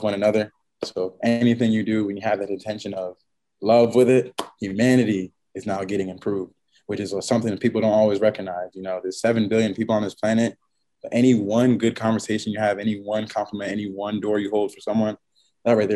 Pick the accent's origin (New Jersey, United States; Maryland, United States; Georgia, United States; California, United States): New Jersey, United States; Franklin; my hometown, Franklin, New Jersey.